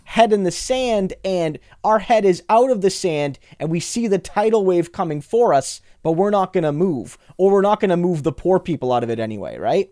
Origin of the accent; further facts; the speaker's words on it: New Brunswick, Canada; I grew up in New Brunswick